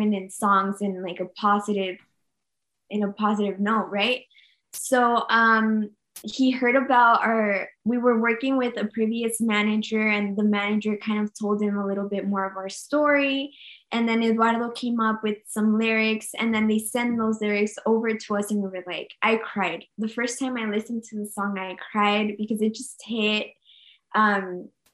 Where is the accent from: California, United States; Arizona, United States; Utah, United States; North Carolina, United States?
Arizona, United States; Nogales; also born or lived in Phoenix, Arizona / Mexico; I was born in Phoenix, Arizona, but I grew up in the border.